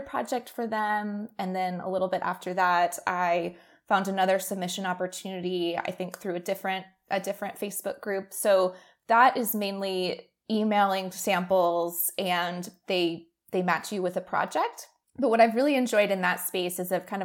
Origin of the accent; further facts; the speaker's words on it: Boston, Massachusetts, United States; moved away as an adult; also born or lived in Canada; now in Austin, United States; I'm originally from Boston